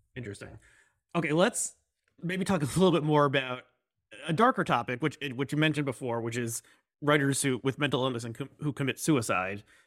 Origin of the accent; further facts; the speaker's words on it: United States; I'm, I'm American